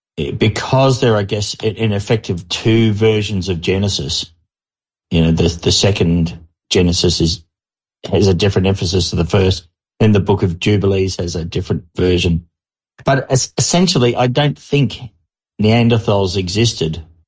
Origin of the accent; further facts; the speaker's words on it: Australia; I'm an Australian mining engineer